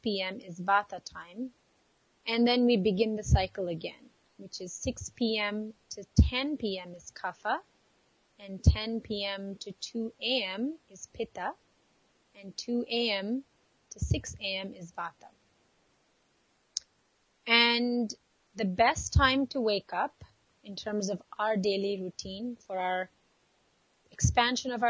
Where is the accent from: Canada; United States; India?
India; growing up in India